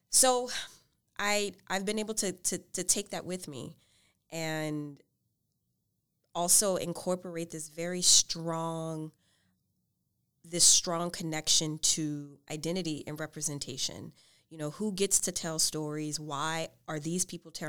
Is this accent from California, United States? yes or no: no; New Orleans, Louisiana, United States; moved away; I'm from New Orleans.